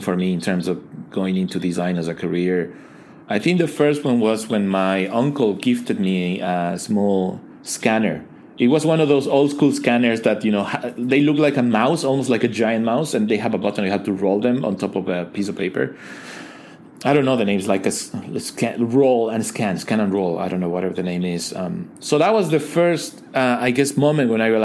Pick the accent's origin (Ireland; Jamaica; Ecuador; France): Ecuador; moved away as an adult; now in China; I am originally from Ecuador. I came to China in 2010 for 2 months. And here I am 10 years later, still here